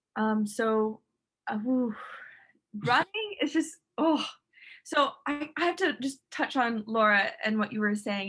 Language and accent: English; St. Petersburg, Florida, United States; now in Miami, United States; And then like I moved to Miami in South Florida, and I'm from St. Petersburg